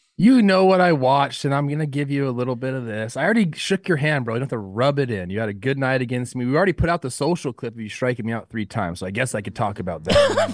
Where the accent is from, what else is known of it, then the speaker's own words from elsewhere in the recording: Los Angeles, California, United States; It's my hometown team, the Los Angeles Dodgers